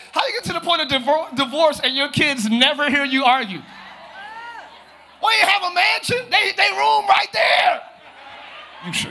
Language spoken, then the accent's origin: English; Pine Hills, Florida, United States; I'm from Pine Hills. Plural, yes, I said plural.